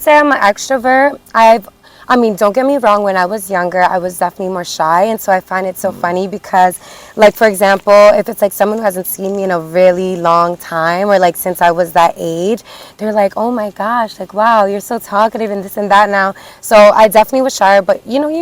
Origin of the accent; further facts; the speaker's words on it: Perth Amboy, New Jersey, United States; I'm from Perth Amboy, New Jersey